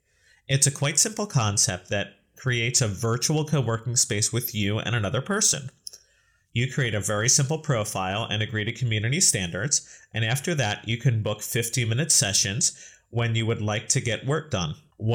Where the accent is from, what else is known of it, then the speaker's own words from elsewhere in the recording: United States; as a person from the United States